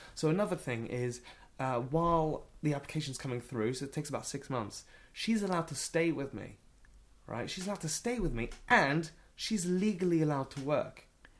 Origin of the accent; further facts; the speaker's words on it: England, United Kingdom; I'm English, you know, but like...